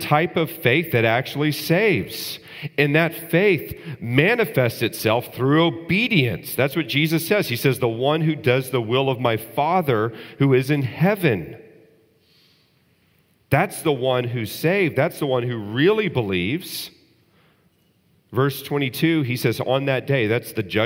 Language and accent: English; Texas, United States; when I was growing up in Texas